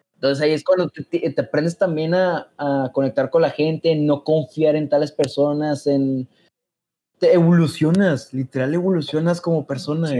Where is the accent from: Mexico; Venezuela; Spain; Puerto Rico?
Mexico; moved away as an adult; now in Germany; como somos los mexicanos